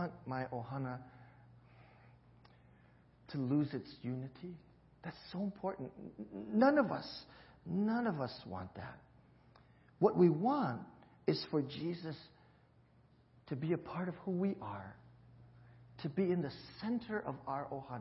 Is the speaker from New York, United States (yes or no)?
no; Hawaii, United States; growing up in Hawaii, that's exactly how we spoke